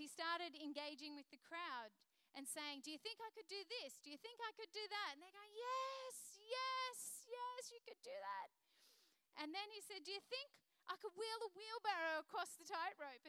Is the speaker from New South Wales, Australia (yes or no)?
no; Queensland, Australia; I'm a Queenslander